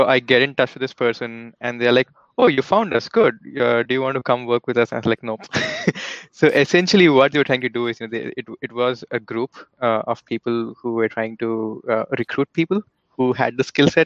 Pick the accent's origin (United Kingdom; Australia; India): India; moved away; based on my accent, you guys might have already figured out that, you know, I was born and raised back in India